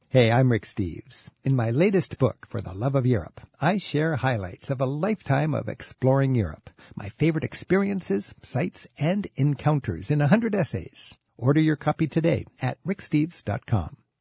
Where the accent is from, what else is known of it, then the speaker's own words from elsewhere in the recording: Edmonds, Washington, United States; my own hometown